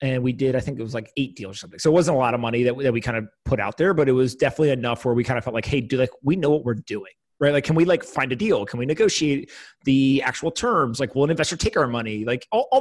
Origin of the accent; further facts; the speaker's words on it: East Coast, United States; now in New York, United States; I grew up on the East Coast, went to the West Coast